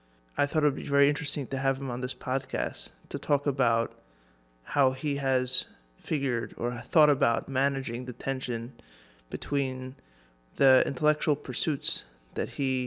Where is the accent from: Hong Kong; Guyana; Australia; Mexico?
Hong Kong; I grew up in Hong Kong. My parents were also shluchim